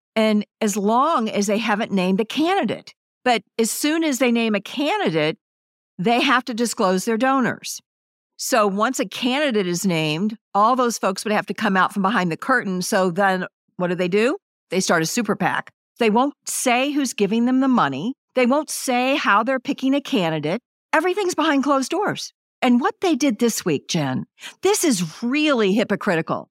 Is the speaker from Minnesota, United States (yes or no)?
no; Missouri, United States; I'm from Missouri and, it, you know, we have pretty strong union folks here